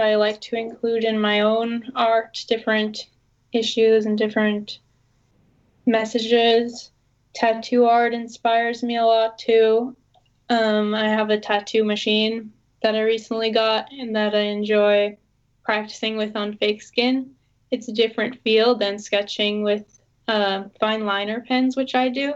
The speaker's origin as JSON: {"language": "English", "town": "Boston", "region": "Massachusetts", "country": "United States", "said": "I'm from Boston."}